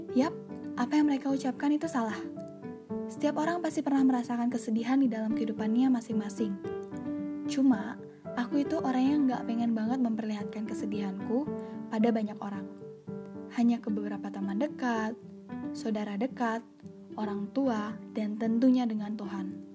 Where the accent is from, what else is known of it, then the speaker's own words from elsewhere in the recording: Bali, Indonesia; also born or lived in Bandung; Aku lahir di Bandung dan dibesarkan di Bali